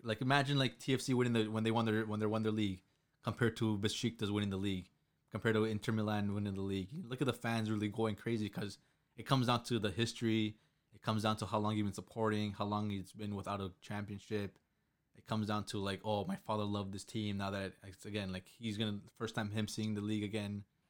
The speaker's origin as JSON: {"language": "English", "town": "Toronto", "region": "Ontario", "country": "Canada", "said": "I'm from Toronto, Canada"}